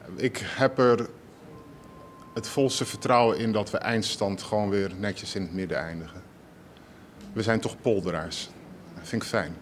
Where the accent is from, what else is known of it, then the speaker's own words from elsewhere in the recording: Rotterdam, South Holland, Netherlands; Ik kom uit Rotterdam. Sterker nog, ik kom uit Rotterdam-West